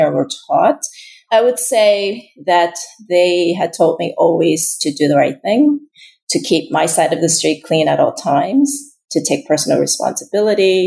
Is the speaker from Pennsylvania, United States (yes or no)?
yes; Pennsylvania, United States; moved away as an adult; also born or lived in South Korea; now in New York, United States; I grew up in Pennsylvania